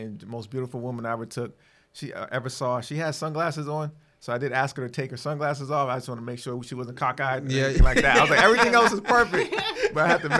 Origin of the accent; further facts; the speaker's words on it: Boston, Massachusetts, United States; also born or lived in South Carolina; now in North Carolina, United States; grew up in Boston.